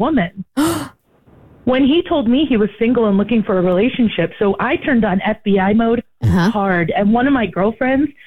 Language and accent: English; Maine, United States; moved away